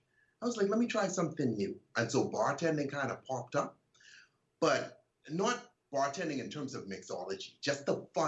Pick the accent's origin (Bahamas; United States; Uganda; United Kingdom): Bahamas; I grew up in the Bahamas